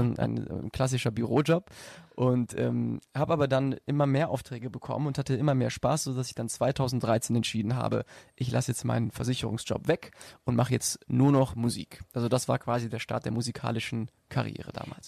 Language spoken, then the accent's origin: German; Bonn, North Rhine-Westphalia, Germany; Und ich bin in Bonn aufgewachsen und ähm, also dort geboren und aufgewachsen und lebe auch heute noch in dieser schönen Stadt